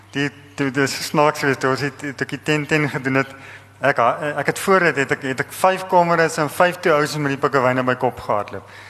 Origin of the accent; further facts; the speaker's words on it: Eastern Free State, South Africa; ek het in Oos-Vrystaat groot geword